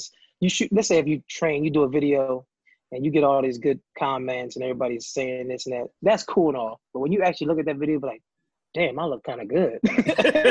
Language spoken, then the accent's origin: English; Trenton, New Jersey, United States; moved away as an adult; also born or lived in New York City; I'm coming from Trent, New Jersey